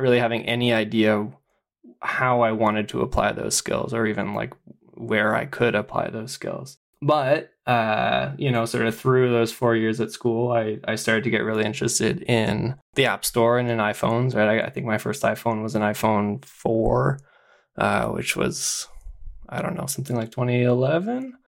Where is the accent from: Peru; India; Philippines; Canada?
Canada; Ottawa, Ontario; also born or lived in London, Ontario / Toronto; I grew up in Ottawa